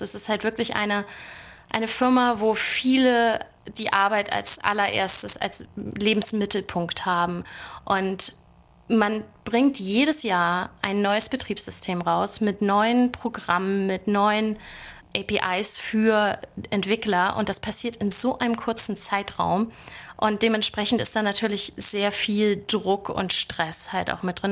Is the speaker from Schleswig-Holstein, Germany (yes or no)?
yes; Bad Oldesloe, Schleswig-Holstein, Germany; moved away as an adult; also born or lived in Lübeck / Berlin; now in Silicon Valley, United States; Also ich komme eigentlich ursprünglich aus Bad Oldesloe und äh, das liegt so zwischen Hamburg und Lübeck und hat 20.000 Einwohner. Dort bin ich groß geworden